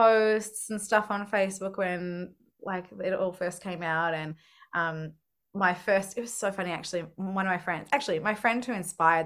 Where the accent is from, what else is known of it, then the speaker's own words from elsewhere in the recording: Melbourne, Victoria, Australia; I'm from Melbourne.